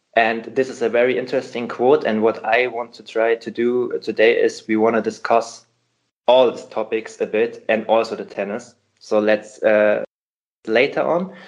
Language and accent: English; Hamburg, Germany; Hamburg here because it's my hometown